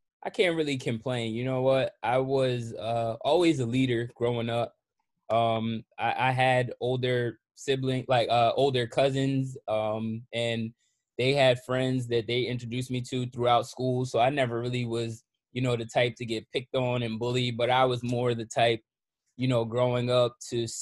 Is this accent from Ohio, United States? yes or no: no; Red Bank, New Jersey, United States; also born or lived in Long Branch, New Jersey; I was born in Red Bank. I grew up in Red Bank on Harrison Ave, in Red Bank. I was balanced in between Long Branch and Red Bank.